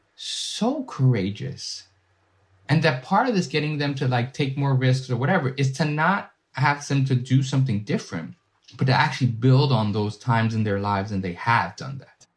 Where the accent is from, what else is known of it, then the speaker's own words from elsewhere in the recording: New York City, New York, United States; I'm a first generation, uh, Dominican American born and raised in Washington Heights